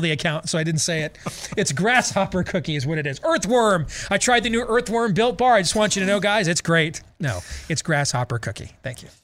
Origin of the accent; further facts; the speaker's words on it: Grand Rapids, Michigan, United States; at Pinery Park Little League growing up in Grand Rapids